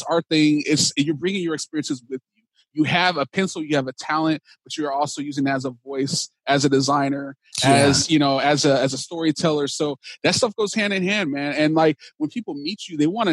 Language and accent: English; Dallas, Texas, United States; now in California, United States; So I grew up in Dallas, Texas. I'm proud that I'm from Texas. I live in California now, but I'm originally from Dallas, Texas